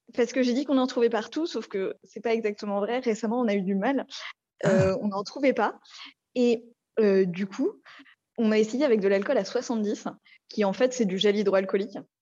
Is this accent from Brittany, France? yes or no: no; Paris, Île-de-France, France; on est de Paris